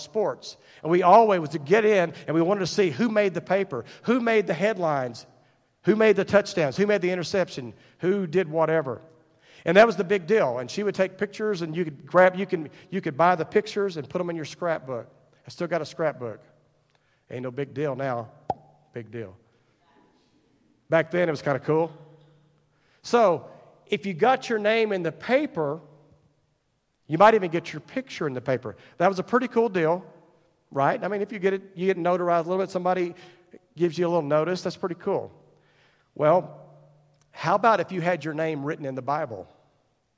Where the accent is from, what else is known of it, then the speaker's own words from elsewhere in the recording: Paradise, Texas, United States; I grew up in Wise County, just across the way here